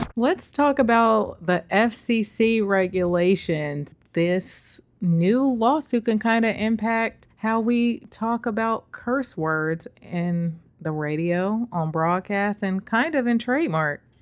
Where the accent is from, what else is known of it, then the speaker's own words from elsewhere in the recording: the Bay Area, California, United States; now in New York, United States; the Bay, my hometown